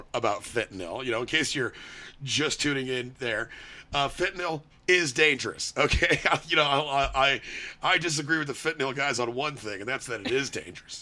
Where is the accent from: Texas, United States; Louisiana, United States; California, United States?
Texas, United States; Austin; my hometown in Austin